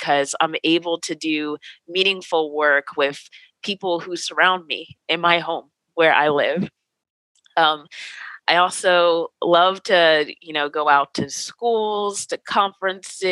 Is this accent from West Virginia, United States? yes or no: no; New Jersey, United States; moved away as an adult; now in Pasadena, United States; I'm from New Jersey. I moved out here with no family